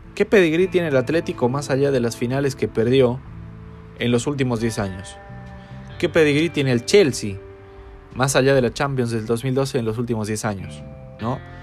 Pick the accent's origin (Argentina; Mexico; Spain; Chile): Chile; soy de Chile